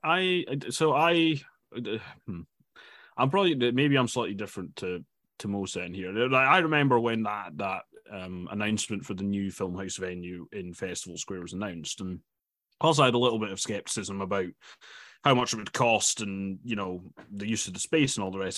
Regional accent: Dundee, Scotland, United Kingdom; I'm from Dundee, and I was reading, uh, an article in The Courier, um, which is the local, local paper there

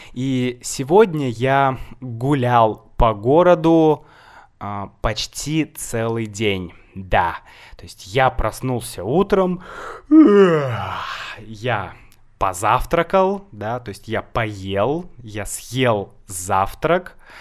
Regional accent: Saint Petersburg, Russia; я из Санкт-Петербурга, мой город Санкт-Петербург

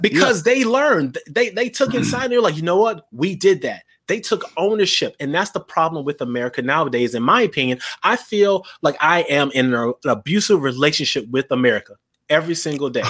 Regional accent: South Carolina, United States; growing up in South Carolina

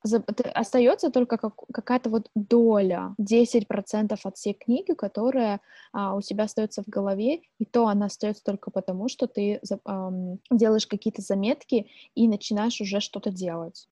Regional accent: Angarsk, Irkutsk Oblast, Russia; moved away; also born or lived in Kaliningrad; мы обе из Ангарска. Для тех, кто не знает, э, где это находится, это Иркутская область

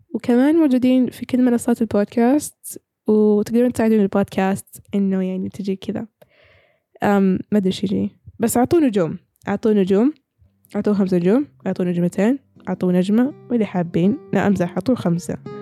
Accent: Saudi Arabia; عندنا في السعوديه

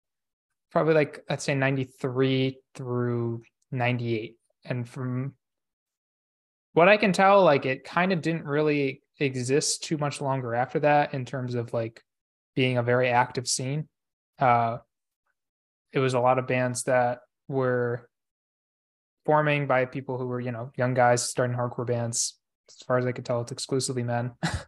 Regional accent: Rochester, New York, United States; also born or lived in Albany, New York; I'm not from Troy. I'm actually from Rochester, New York.

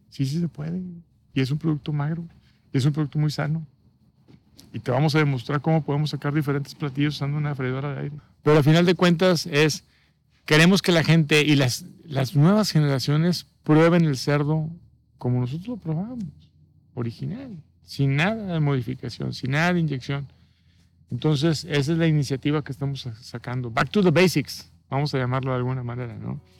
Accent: Nuevo León, Mexico; tú y yo que somos regios, norteños y tenemos tatuadas las parrillas

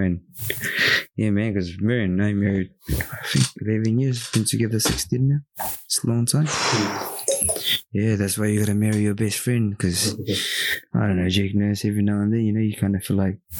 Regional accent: Philippines; But for us and our parents, you know, I mean, being Filipino, divorce is non-existent, mate, nah, especially in Catholic, work, you know.

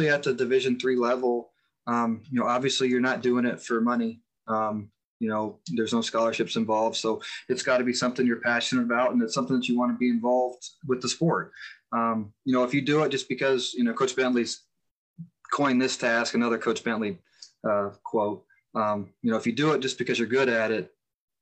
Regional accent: Mountaintop, Pennsylvania, United States; where I grew up in Mountaintop, Pennsylvania, is only about 30 minutes from Bloomsburg

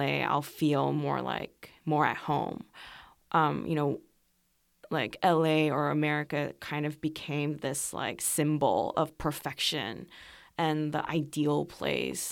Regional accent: Seoul, South Korea; first language Korean; English is a second language; moved away as an adult; also born or lived in Los Angeles, California, United States; I was born in Seoul, and then, um, I finished first grade in Korea, and then I moved to the U S with my family

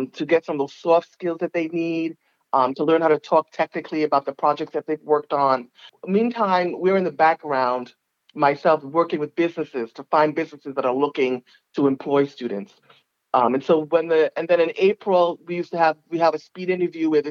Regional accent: New York City, New York, United States; I'm originally from Staten Island

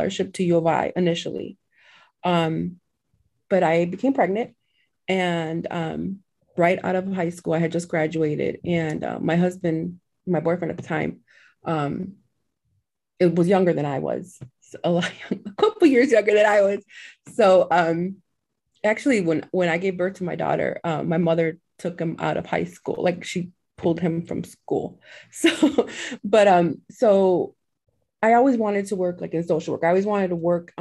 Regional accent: Chicago, Illinois, United States; now in Indiana, United States; I was actually born and raised in Chicago. But I'm literally about 20 minutes away from Chicago now in Indiana

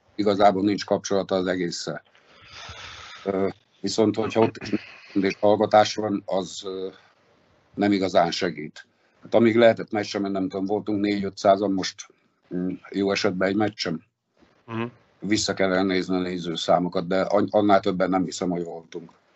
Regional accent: Szombathely, Vas, Hungary; moved away as an adult; also born or lived in Kaposvár; now in Dunaújváros, Hungary; szombathelyi vagyok

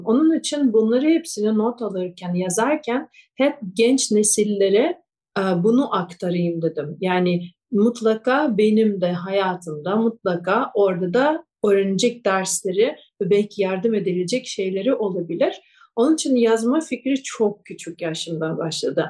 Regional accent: Kyiv, Ukraine; first language Russian; Turkish is a second language; moved away as an adult; also born or lived in Japan; Ben Ukraynalıyım, Kiev'de doğdum ve benim ana dilim Rusça

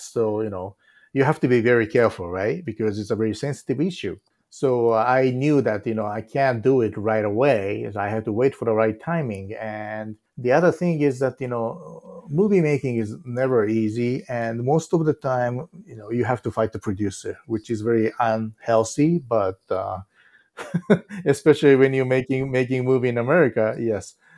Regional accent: Japan; English is a second language; moved away as an adult; now in United States; reason I left Japan

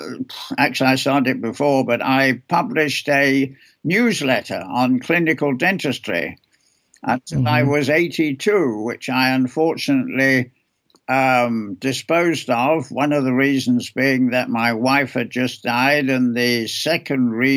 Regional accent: England, United Kingdom; moved away; also born or lived in Chicago, United States; I was born in England. I went to school there.

